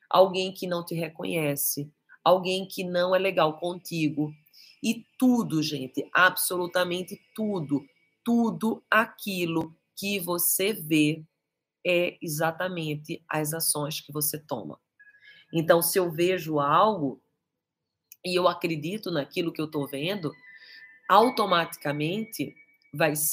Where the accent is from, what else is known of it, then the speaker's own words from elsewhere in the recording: Castro Alves, Bahia, Brazil; É, sou de Castro Alves.